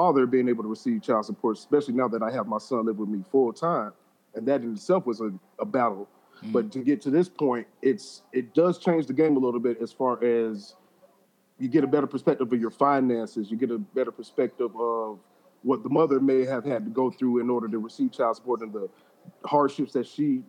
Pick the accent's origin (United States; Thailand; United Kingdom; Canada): United States; Orlando, Florida; moved away as an adult; now in Dallas, United States; Born and raised in Orlando, Florida